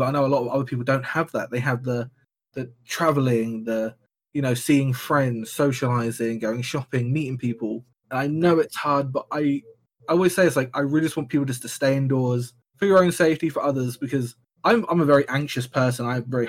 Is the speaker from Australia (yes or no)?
no; Dover, South East England, United Kingdom; I'm from Dover